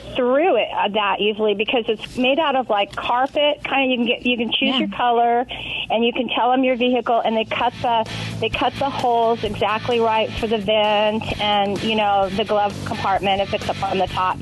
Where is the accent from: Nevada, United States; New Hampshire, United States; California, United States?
Nevada, United States; Las Vegas; moved away; I'm from Vegas and it gets like 114 sometimes in the summer.